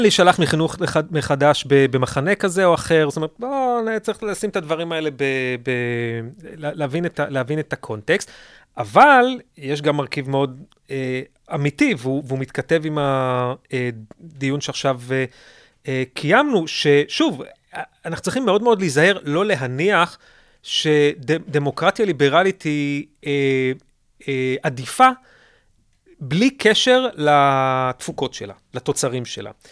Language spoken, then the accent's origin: Hebrew; Israel; פה אצלנו בישראל